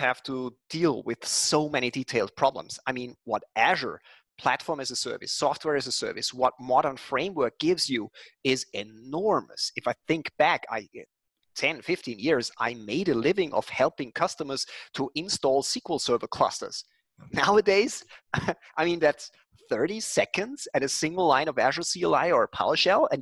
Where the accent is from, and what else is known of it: Linz, Upper Austria, Austria; born or raised there